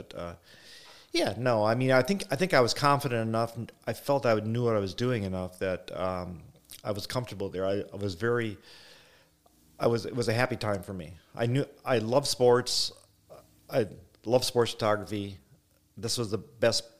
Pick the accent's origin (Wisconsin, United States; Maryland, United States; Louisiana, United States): Wisconsin, United States; I came from Wisconsin